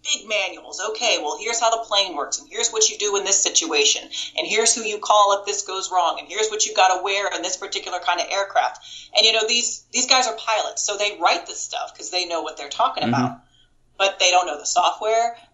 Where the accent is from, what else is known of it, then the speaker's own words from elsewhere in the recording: Kansas, United States; moved away; also born or lived in Florida / Las Vegas; I'm from Kansas originally.